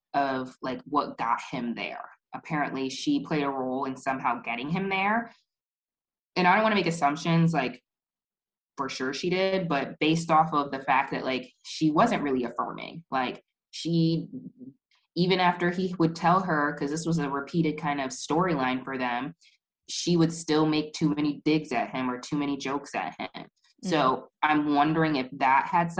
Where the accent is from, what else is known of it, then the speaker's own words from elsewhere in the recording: United States; growing up in the United States